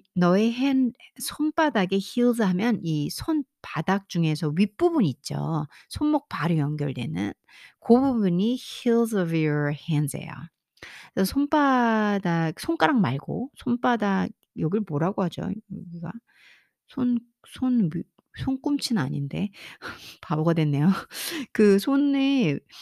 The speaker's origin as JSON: {"language": "Korean", "country": "South Korea", "said": "저는 이제 한국 사람이잖아요."}